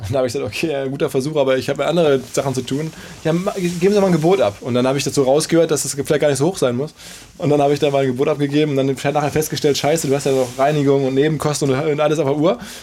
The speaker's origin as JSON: {"language": "German", "area": "Ruhr area", "region": "North Rhine-Westphalia", "country": "Germany", "said": "Wir sind beide aus dem Ruhrgebiet"}